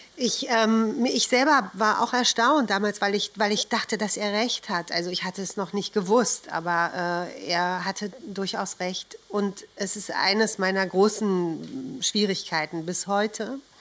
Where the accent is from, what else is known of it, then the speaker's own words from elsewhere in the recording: Berlin, Germany; Ich bin in Berlin geboren